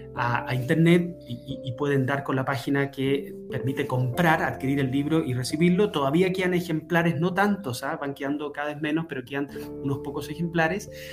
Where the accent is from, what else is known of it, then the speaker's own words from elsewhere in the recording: Chile; pues soy chileno.